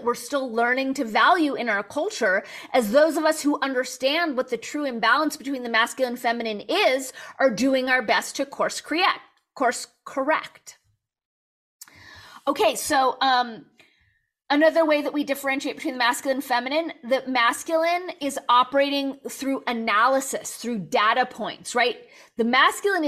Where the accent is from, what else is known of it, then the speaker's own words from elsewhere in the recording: Los Angeles, California, United States; Born and raised in Los Angeles